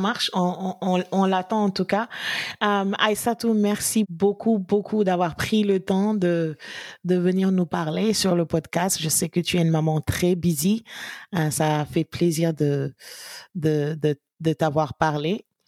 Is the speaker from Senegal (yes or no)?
yes; Gorée, Dakar, Senegal; j'ai grandi un peu à Gorée